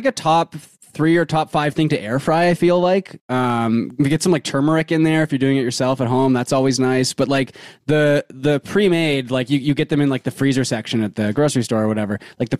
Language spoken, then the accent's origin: English; Vancouver, British Columbia, Canada; we're from Vancouver, so our NBA team got stolen from us.